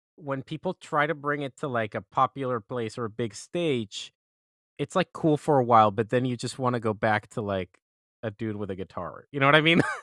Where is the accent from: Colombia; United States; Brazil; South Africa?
Colombia; I'm from Colombia, I'm from Latin America